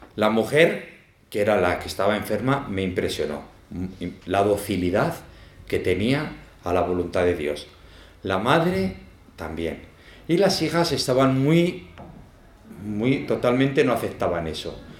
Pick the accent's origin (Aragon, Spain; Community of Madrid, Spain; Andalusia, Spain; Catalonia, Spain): Aragon, Spain; Zaragoza; moved away as an adult; now in El Salvador; aunque soy de Zaragoza, pero me fui jovencico